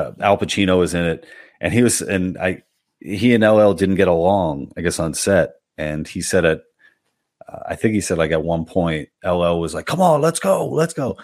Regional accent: New York City, New York, United States; also born or lived in Manhasset, Long Island; I'm not from Manhasset. I'm from Little Neck. I went to high school. I just went to high school in Manhasset

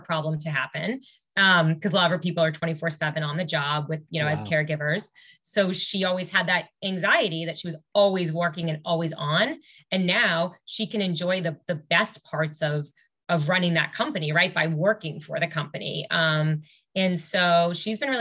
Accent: Newton, Massachusetts, United States; I grew up in Newton. Okay. So I didn't go far.

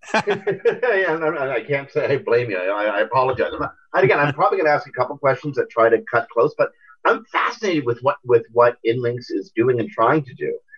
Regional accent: Canada; being Canadian

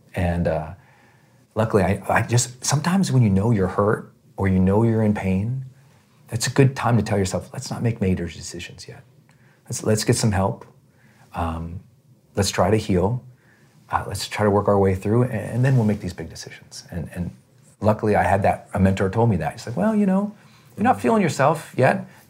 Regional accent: Montana, United States; I'm from Montana. We're outdoor people

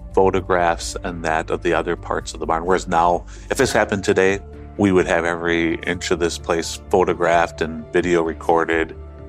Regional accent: Sheboygan, Wisconsin, United States; I grew up in Sheboygan.

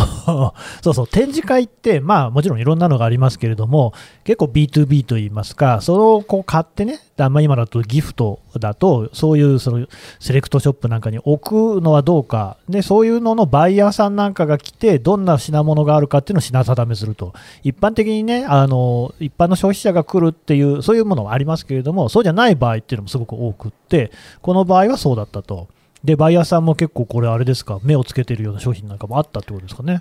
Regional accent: Nagoya, Aichi, Japan; 出身名古屋

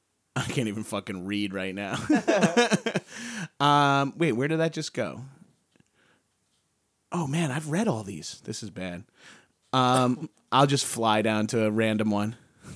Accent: Long Island, New York, United States; this might be the first time I've talked about being from Long Island.

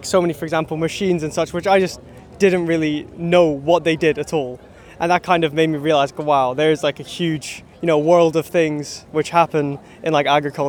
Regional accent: Edinburgh, Scotland, United Kingdom; Yeah, we're from Edinburgh, yes.

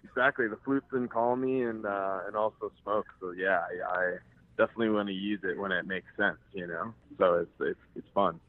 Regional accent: Cleveland, Ohio, United States; I was born and raised in Cleveland, Ohio

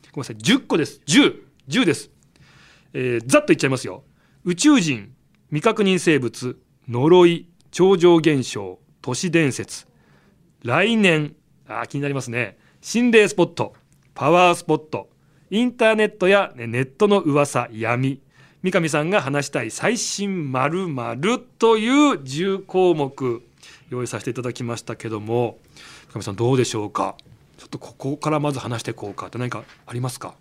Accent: Nagano, Japan; 僕、長野県

